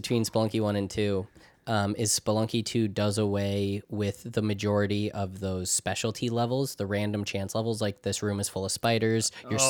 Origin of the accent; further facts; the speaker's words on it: New York, United States; like for example, I'm from New York, right? But I am not from New York City.